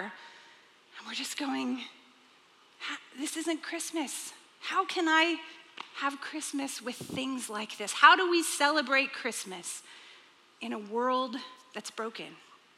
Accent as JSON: {"language": "English", "region": "Texas", "country": "United States", "tie": "born or raised there", "said": "when I grew up, I was raised in Texas."}